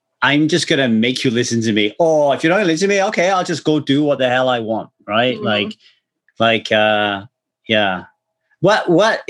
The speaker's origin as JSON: {"language": "English", "region": "South Wales", "country": "United Kingdom", "tie": "born or raised there", "moved": "yes", "lives_now": "Southern California, United States", "said": "I grew up in Wales in the UK"}